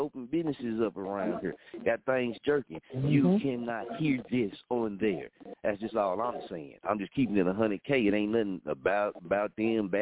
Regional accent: Muskogee, Oklahoma, United States; moved away as an adult; I'm born and raised in Muskogee, Oklahoma

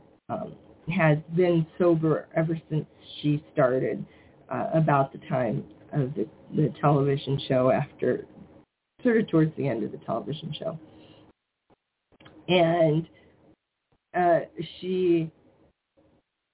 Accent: Iowa, United States; born or raised there

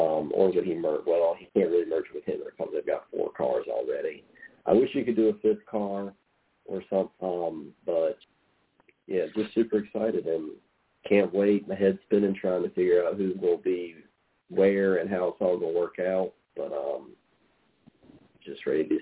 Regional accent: North Carolina, United States; I'm from North Carolina

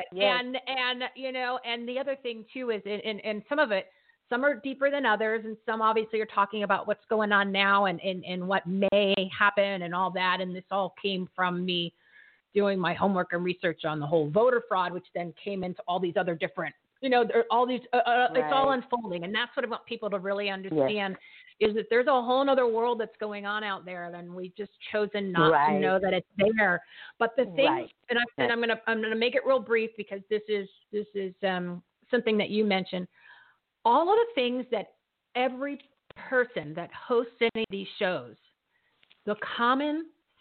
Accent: New Jersey, United States; I'm from New Jersey

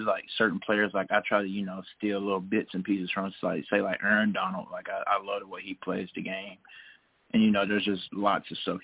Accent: Tennessee, United States; moved away as an adult; now in Oxford, United States; I'm from Tennessee

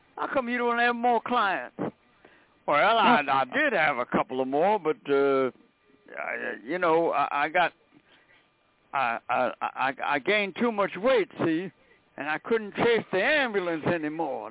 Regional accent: New York City, New York, United States; I grew up in Brooklyn

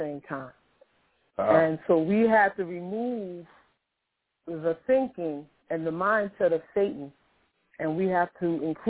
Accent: New York City, New York, United States; I was born in Harlem Hospital in New York City. I grew up in public housing. I grew up in Queensbridge.

